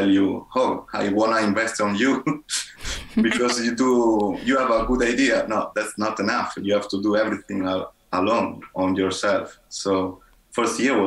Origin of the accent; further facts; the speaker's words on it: Italy; in my hometown